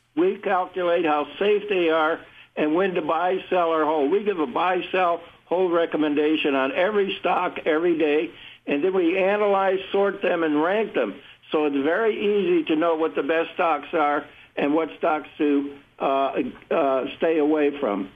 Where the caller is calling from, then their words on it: Fairlawn, Ohio, United States; I'm calling from, uh, Fairlawn, Ohio. It's a suburb of Akron, Ohio.